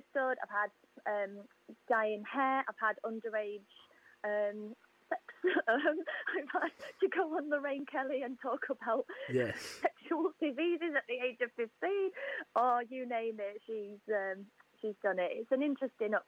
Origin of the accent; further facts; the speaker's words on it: Yorkshire and the Humber, United Kingdom; moved away as an adult; now in South of England, United Kingdom; I'm from Yorkshire, but I now live with my partner, and we live down south now.